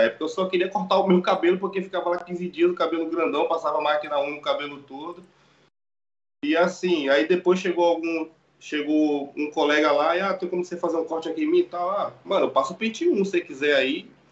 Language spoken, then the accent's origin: Portuguese; Salvador, Bahia, Brazil; moved away as an adult; also born or lived in Ilhéus, Bahia, Brazil; now in Lisbon, Portugal; eu sou de Ilhéus, mas sempre fui criado em Salvador. Mas hoje eu trabalho em Lisboa, Portugal já tô aqui desde 2016